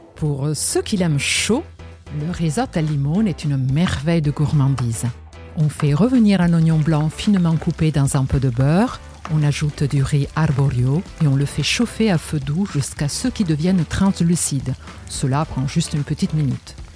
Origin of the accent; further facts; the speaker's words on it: Genoa, Liguria, Italy; moved away; Je suis née à Gênes